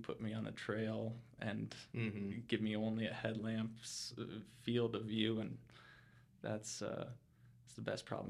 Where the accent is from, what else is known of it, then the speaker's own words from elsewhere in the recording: Colorado Springs, Colorado, United States; I was born and raised here in Colorado Springs